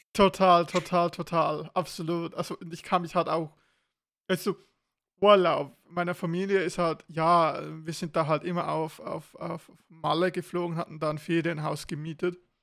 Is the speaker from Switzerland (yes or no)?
yes; Switzerland; wo ich in die Oberstufe kam bei uns in der Schweiz